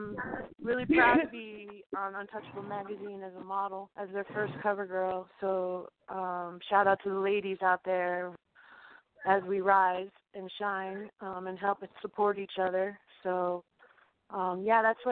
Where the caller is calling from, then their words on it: Western Massachusetts, United States; I'm calling from Western Massachusetts.